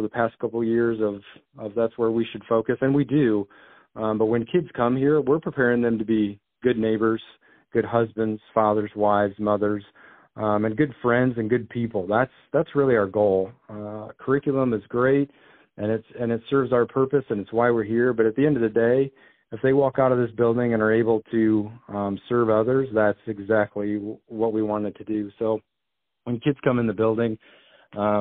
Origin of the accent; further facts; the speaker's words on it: Milledgeville, Illinois, United States; moved away as an adult; also born or lived in Carbondale, Illinois; now in Iowa, United States; I grew up in Illinois, attended a school, high school, it's probably about the same size as WACO, called Milledgeville.